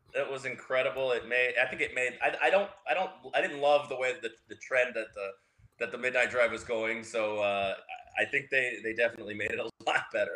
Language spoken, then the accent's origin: English; Tampa, Florida, United States; growing up in Tampa